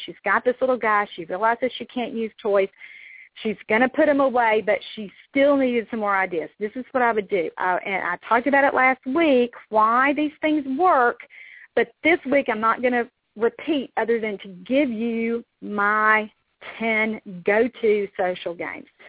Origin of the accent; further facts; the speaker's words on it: Mississippi, United States; deep south. I'm from Mississippi